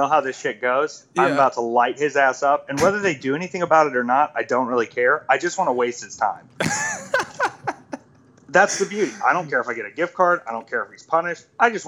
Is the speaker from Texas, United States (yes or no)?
no; Myrtle Beach, South Carolina, United States; born there; also born or lived in Atlanta, Georgia / Jacksonville, North Carolina; So I was born in Myrtle Beach, South Carolina, and then I moved to Atlanta, Georgia, and then I moved to Jacksonville, North Carolina, and lived on a Marine base